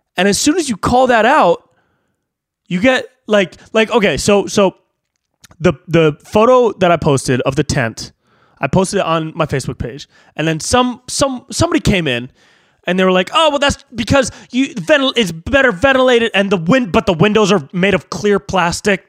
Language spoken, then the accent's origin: English; Davis, California, United States; now in Los Angeles, United States; I have friends that are in my hometown